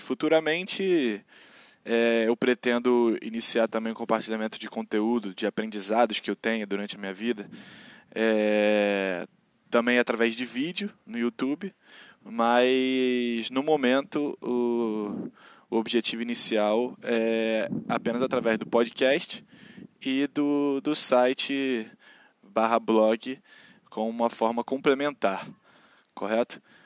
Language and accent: Portuguese; Rio de Janeiro, Brazil; accent: carioca; moro na periferia do Rio de Janeiro, sou carioca da Gema, assim como vocês podem perceber pelo sotaque.